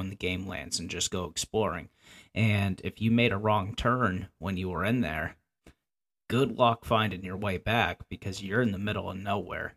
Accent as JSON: {"language": "English", "area": "the Poconos", "region": "Pennsylvania", "country": "United States", "tie": "born or raised there", "said": "I grew up in the Poconos, Pennsylvania"}